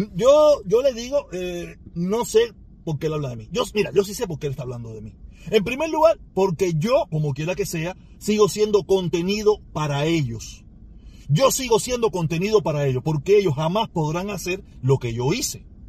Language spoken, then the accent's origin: Spanish; Cuba; Yo soy parte de ese pueblo. Yo soy uno más de ese pueblo.